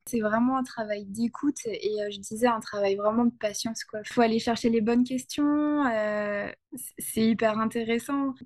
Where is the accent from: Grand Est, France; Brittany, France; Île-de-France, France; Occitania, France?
Grand Est, France; Ardennes; moved away; je suis revenue dans ma région natale